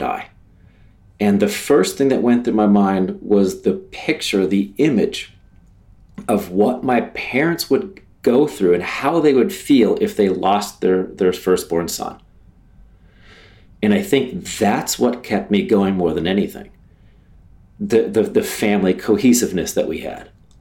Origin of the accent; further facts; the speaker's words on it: Ohio, United States; moved away; also born or lived in Jacksonville, Florida; this normal Midwest guy from a little place in Ohio, where my backyard was a bean field or a cornfield.